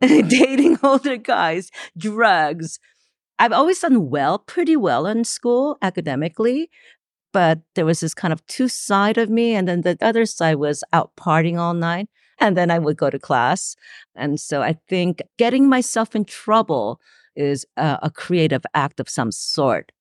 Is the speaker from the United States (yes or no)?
yes; Los Angeles, California, United States; also born or lived in Gwangju, South Korea; I was born in Gwangju, South Korea, and I was eight when my family immigrated to Los Angeles. Uh, this is the late seventies, so I grew up in L A.